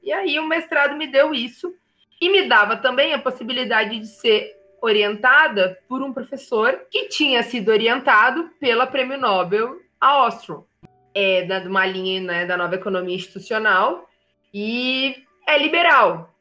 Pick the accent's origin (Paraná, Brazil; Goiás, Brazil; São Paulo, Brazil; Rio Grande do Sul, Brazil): Rio Grande do Sul, Brazil; Rio Grande; eu nasci em Rio Grande, né? Que é extremo sul do Rio Grande do Sul, e é litoral.